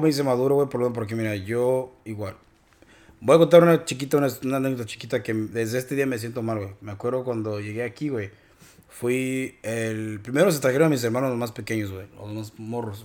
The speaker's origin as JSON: {"language": "Spanish", "country": "Mexico", "moved": "yes", "lives_now": "United States", "said": "como los mexicanos somos"}